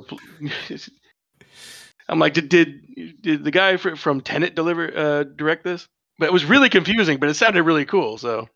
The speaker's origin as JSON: {"language": "English", "country": "United States", "said": "I'm an American"}